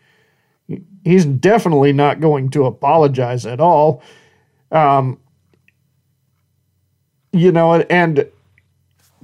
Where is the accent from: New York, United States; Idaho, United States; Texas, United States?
Idaho, United States; Horseshoe Bend; my hometown of Horseshoe Bend, Idaho.